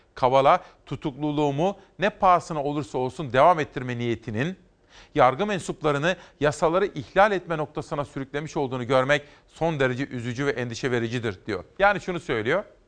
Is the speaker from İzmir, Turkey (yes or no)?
no; Simav, Kütahya, Turkey; Uşak benim doğum yerime çok yakın. Biz Kütahyalıyız ama Simav Kütahya'dan bile daha yakındır.